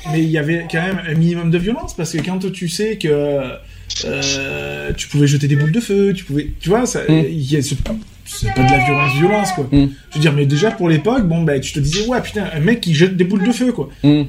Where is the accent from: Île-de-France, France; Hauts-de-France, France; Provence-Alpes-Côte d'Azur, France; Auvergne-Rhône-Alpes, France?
Provence-Alpes-Côte d'Azur, France; Vaucluse; on est majoritairement tous des Vauclusiens